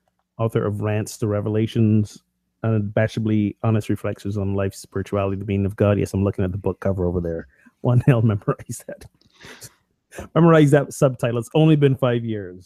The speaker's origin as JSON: {"language": "English", "country": "Barbados", "tie": "born or raised there", "moved": "as an adult", "lives_now": "United States", "said": "Growing up in Barbados"}